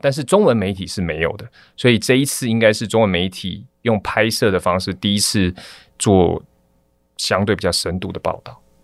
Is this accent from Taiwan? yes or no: yes; Taiwan; 我是从台湾来